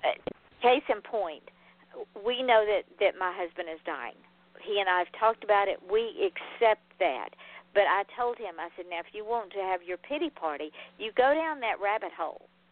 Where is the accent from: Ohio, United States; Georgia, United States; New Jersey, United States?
Georgia, United States; Atlanta; now in Florida, United States; I grew up driving in Atlanta traffic as a child